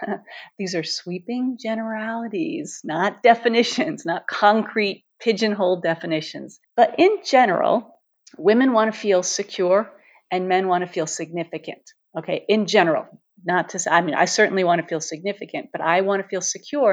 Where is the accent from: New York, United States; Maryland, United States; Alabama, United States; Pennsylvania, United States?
New York, United States; New York City; moved away; I grew up in New York City, surrounded by bridges and tunnels and tall buildings